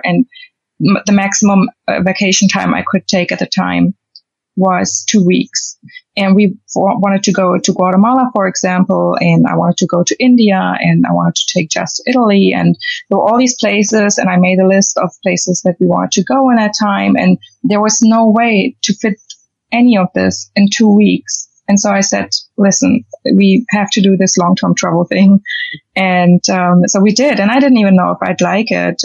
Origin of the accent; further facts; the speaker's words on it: Germany; moved away as an adult; also born or lived in London, United Kingdom; I'm from Germany